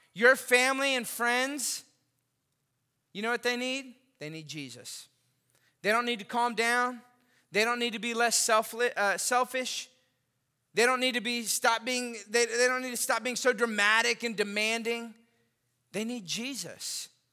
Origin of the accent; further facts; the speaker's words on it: Austin, Texas, United States; moved away; also born or lived in Lafayette, Louisiana; I grew up in Austin, Texas